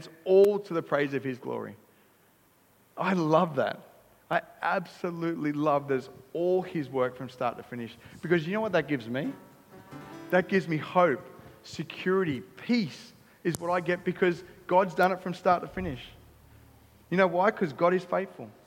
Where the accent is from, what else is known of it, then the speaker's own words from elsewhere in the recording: Australia; I'm an Aussie too.